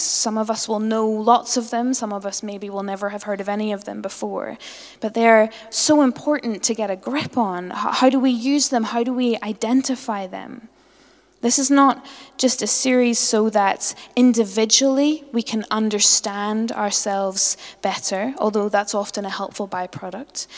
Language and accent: English; Northern Ireland, United Kingdom; I'm a Northern Irish Presbyterian